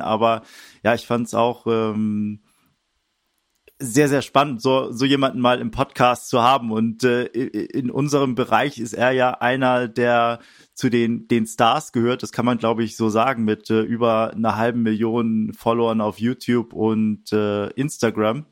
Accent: Wedel, Schleswig-Holstein, Germany; moved away; also born or lived in Hamburg; Ich bin in Wedel geboren, das ist so gerade hinter der Stadtgrenze, ein bisschen nördlich von Hamburg, aber ja, Hamburg äh, auch eine äh, meine Heimat, würde ich sagen

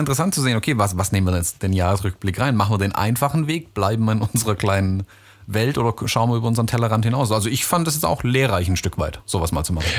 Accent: United States; now in Germany; in meine Heimat, in die USA

